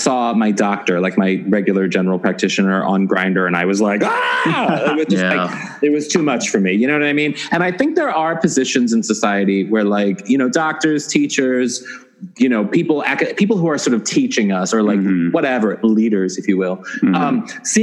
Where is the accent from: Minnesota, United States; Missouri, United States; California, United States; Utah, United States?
Missouri, United States; I'm from Missouri, right next door to Illinois